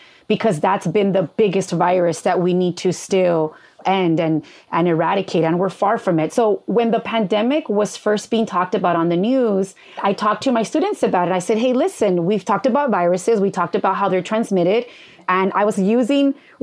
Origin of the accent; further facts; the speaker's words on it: Los Angeles, California, United States; I grew up in East